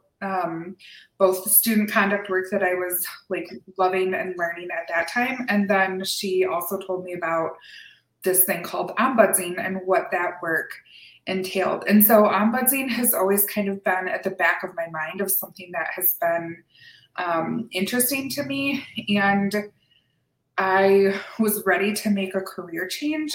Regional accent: Lansing, Michigan, United States; moved away as an adult; now in Oregon, United States; born and raised in Lansing, Michigan

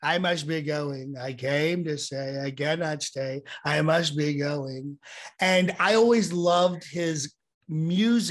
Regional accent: Ambler, Pennsylvania, United States; I grew up in Ambler, which you know of, and I grew up in the row home section

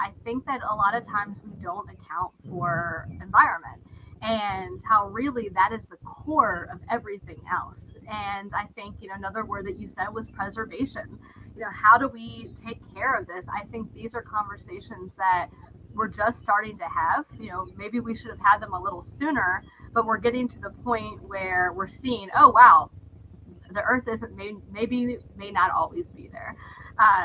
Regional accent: Page County, Virginia, United States; I was born and raised in Page County, Virginia.

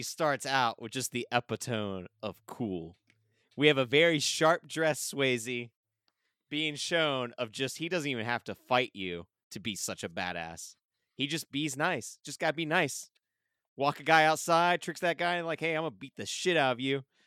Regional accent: Springfield, United States; growing up in Springfield

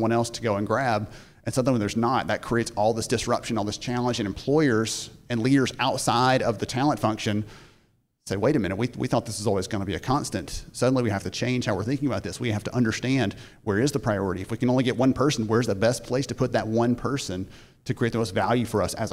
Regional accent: Alabama, United States; I'm from Alabama

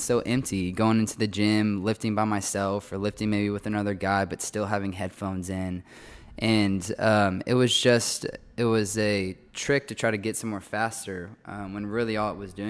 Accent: College Station, Texas, United States; but I grew up around Texas A&M because my oldest sister went here

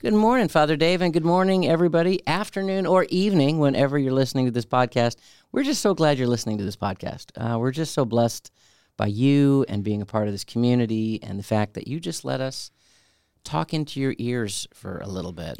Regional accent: Chicago, Illinois, United States; moved away; also born or lived in Orlando / Albany; I grew up in Chicago

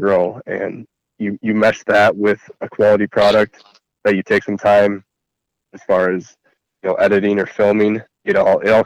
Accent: Central Wisconsin, United States; we're from Central Wisconsin

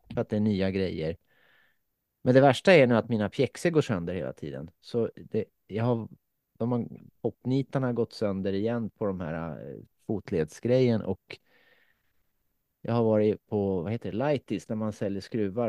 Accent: Finland; jag är ju från Finland

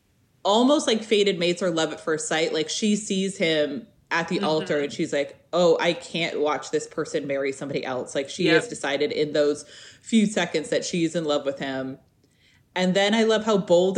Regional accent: New York City, New York, United States; as a New Yorker

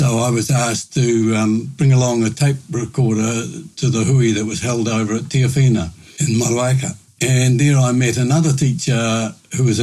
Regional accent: Murihiku, Southland, New Zealand; moved away as an adult; now in Nelson, New Zealand; I grew up in Muruheku and my heart is still there.

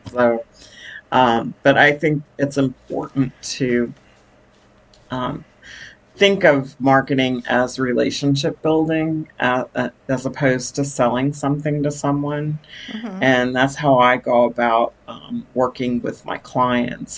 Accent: New York City, New York, United States; now in Texas, United States; I was born in Brooklyn, New York, and uh, migrated to Texas in the 1970s, uh, late 70s

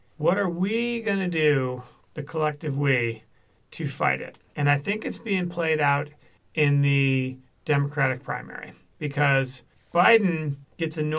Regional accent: Detroit, Michigan, United States; there was no more segregated place than growing up in Detroit

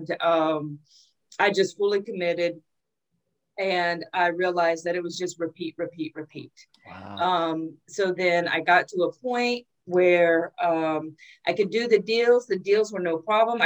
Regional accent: Ohio, United States; I'm originally from Ohio, farm country, Ohio

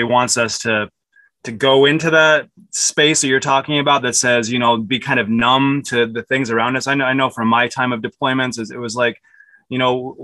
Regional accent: Utah, United States; I grew up in Utah

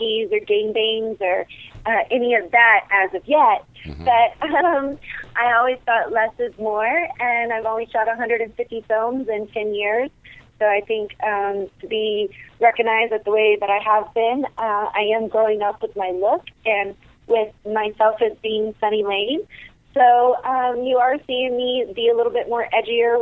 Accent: Las Vegas, Nevada, United States; my hometown here

